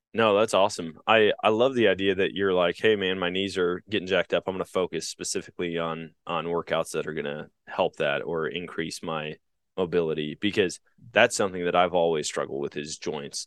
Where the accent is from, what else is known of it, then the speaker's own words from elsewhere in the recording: Eau Claire, Wisconsin, United States; at my hometown mall growing up, it was called the Oakwood Mall in Eau Claire, Wisconsin